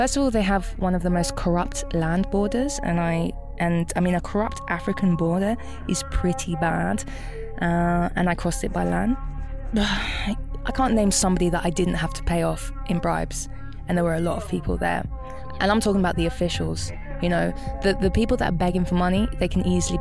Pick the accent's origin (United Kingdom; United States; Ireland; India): United Kingdom; London; moved away as an adult; from London